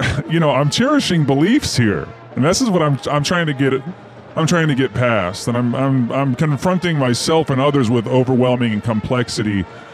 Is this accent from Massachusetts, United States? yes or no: no; Polaris, Idaho, United States; I am from Polaris, Idaho. Out there near Tweedy Mountain.